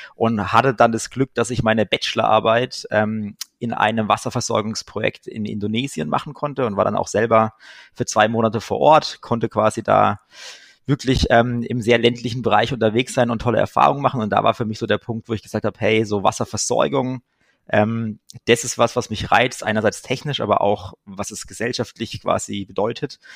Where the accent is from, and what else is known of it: Germany